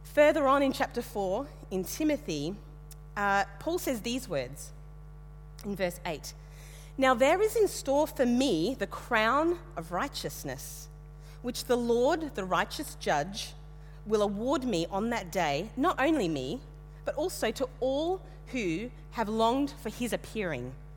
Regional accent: Western Queensland, Australia; moved away; also born or lived in Tasmania; I grew up in Western Queensland, about the most monocultural place you could find in Australia

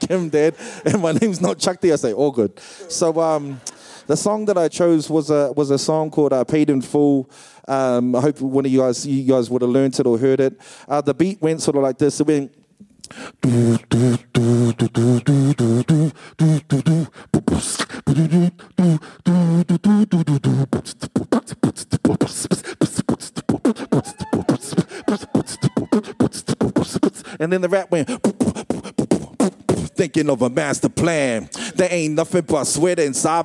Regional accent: Wellington, New Zealand; I'm from Wellington

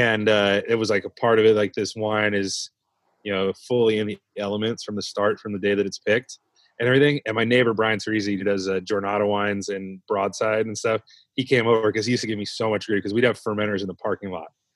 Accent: Ventura County, California, United States; moved away as an adult; also born or lived in San Luis Obispo, California; I grew up in Ventura County, California, down Southern California

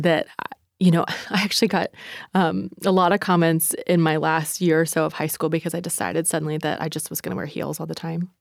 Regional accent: East Coast, United States; moved away; I'm from the East Coast

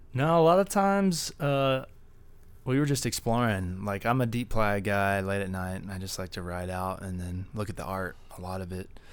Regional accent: Dallas, Texas, United States; I'm from Dallas

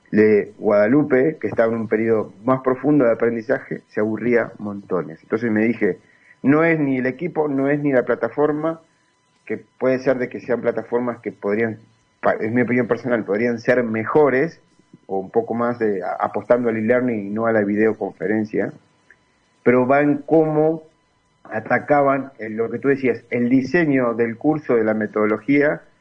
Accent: Uruguay; moved away as an adult; now in León, Mexico; yo estoy aquí en México, soy uruguayo, estoy aquí en México hace tres años

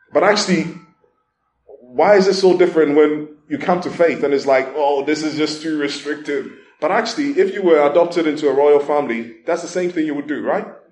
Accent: Ghana; moved away; I remember when I was growing up in Ghana, in Ghana during that time

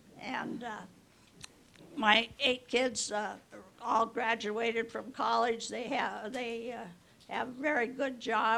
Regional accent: Seattle, Washington, United States; born there; also born or lived in Montana / Chicago / New York / Montreal; I was born in Seattle, then I moved to Montana after college

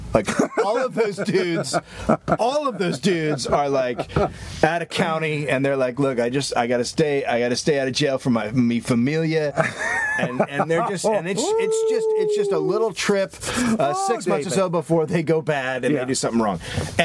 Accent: California, United States; also born or lived in New York; And so, but coming from California, there was still customer service happening.

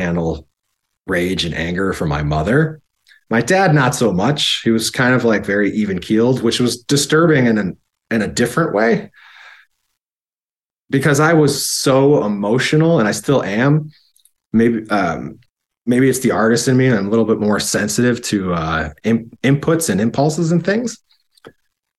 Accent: Buffalo, New York, United States; moved away as an adult; also born or lived in Kissimmee, Florida / San Diego, California; I'm born and raised, and I was raised in Buffalo

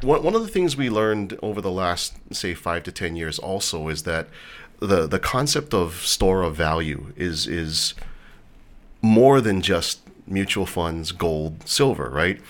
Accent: Hawaii, United States; a lot of kids growing up in Hawaii, guys in particular, we all wanted to be athletes

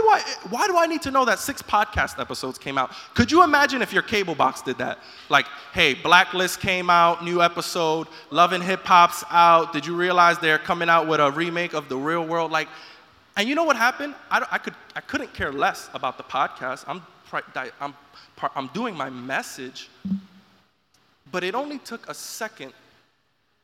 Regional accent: New York, United States; being a New Yorker

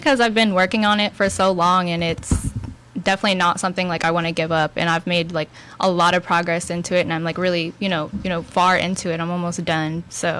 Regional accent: Texas City, Texas, United States; also born or lived in Santa Fe, Texas / Dickinson, Texas; now in Houston, United States; I grew up in Galveston County

